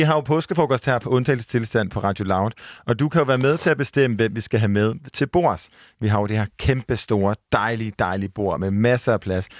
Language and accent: Danish; Jutland, Denmark; jeg var fra Jylland